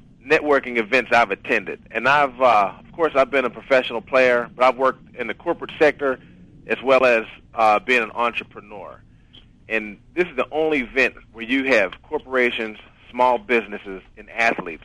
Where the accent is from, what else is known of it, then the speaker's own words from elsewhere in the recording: Homestead, Pennsylvania, United States; I'm from Homestead, Pennsylvania, which is about 5 miles outside of Pittsburgh